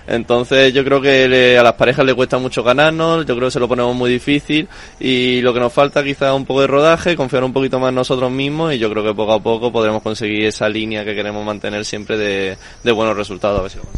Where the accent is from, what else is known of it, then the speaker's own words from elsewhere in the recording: Málaga, Andalusia, Spain; moved away as an adult; also born or lived in Madrid; somos los dos malagueños, nos conocemos desde pequeños